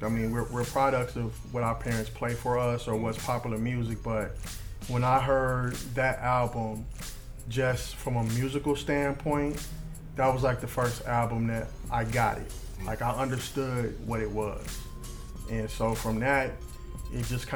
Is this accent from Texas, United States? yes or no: no; Jennings, Missouri, United States; also born or lived in St. Louis; family moved us out to North County, Jennings to be exact.